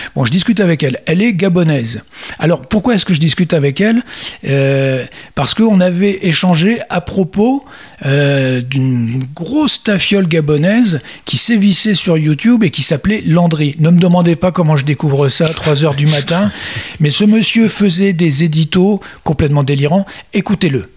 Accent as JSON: {"language": "French", "country": "France", "said": "chez nous, en France"}